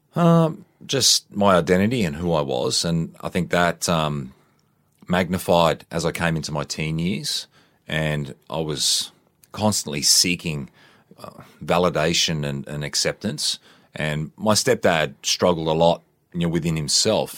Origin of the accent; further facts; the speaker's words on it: Queensland, Australia; I grew up in Queensland, a youngster.